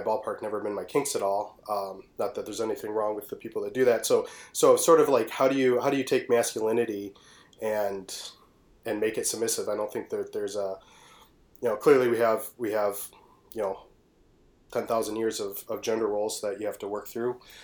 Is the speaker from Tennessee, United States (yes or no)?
no; Detroit, Michigan, United States; I am from Detroit.